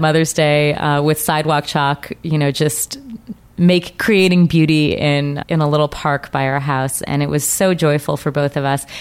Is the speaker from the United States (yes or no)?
yes; Colorado, United States; I grew up in Colorado